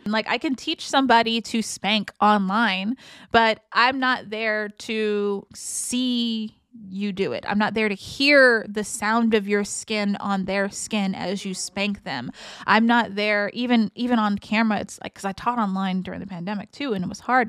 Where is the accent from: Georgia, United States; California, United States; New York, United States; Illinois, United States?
California, United States; San Francisco; growing up in San Francisco